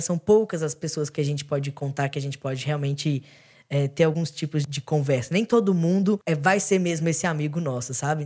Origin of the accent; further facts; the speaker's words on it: Belo Horizonte, Minas Gerais, Brazil; now in São Paulo, Brazil; Eu sou de Belo Horizonte, então também vim, vim para São Paulo